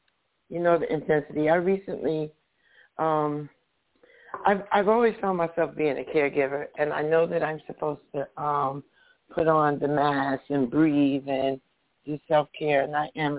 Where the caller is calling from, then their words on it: Paterson, New Jersey, United States; I'm in northern New Jersey, Patterson.